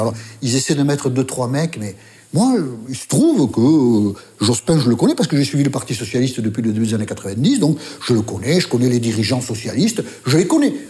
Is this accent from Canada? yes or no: no; France; accent: Basque; moved away as an adult; also born or lived in Paris; Je viens d'arriver à Paris, je suis journaliste, elle a dû entendre mon accent basque